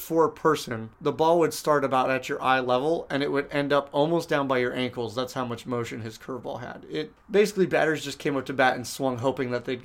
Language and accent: English; San Diego, California, United States; Growing up in San Diego, obviously you got that as part of like the Southern California sports picture